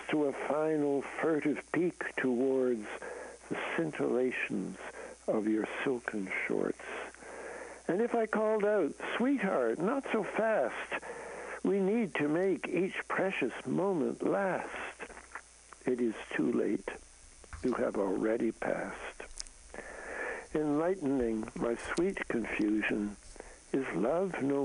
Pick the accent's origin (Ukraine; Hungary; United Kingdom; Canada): Canada; now in United States; I'm a Canadian, so I come from north of the border